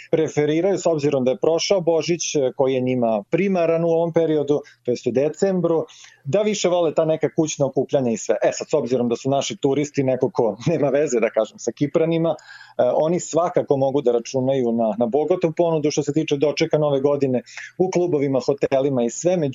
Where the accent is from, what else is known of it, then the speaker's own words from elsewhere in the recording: Serbia; kod nas u Srbiji